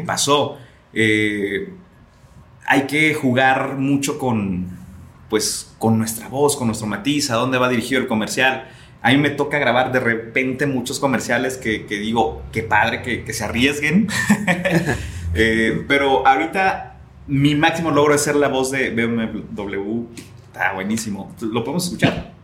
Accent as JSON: {"language": "Spanish", "town": "Atotonilco el Alto", "region": "Jalisco", "country": "Mexico", "said": "me encanta presumir que soy de allá. La gente en Guadalajara sabe que soy de Totonilco"}